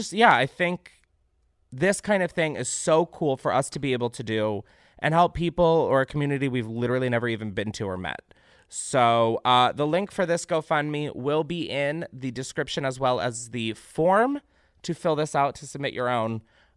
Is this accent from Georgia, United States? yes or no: no; Naperville, Illinois, United States; Recently, my hometown of Naperville and surrounding suburbs of Chicago was hit by a tornado